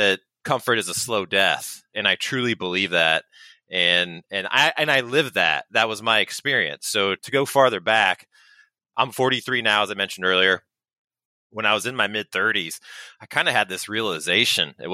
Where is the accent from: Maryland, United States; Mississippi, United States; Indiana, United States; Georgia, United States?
Indiana, United States; Indianapolis; also born or lived in Greenwood, Indiana; born and raised in Indianapolis, Indiana, although we live a little bit farther south in Indianapolis now, about 30 minutes south in the town of Greenwood